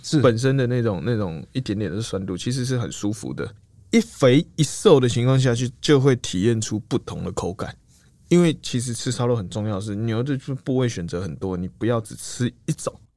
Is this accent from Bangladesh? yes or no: no; Taiwan; 我们都台湾人，可能是，我是台中人